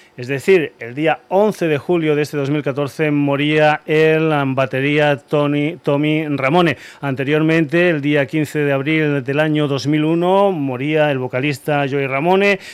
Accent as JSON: {"language": "Spanish", "country": "Spain", "said": "somos más españoles que la tortilla de patatas"}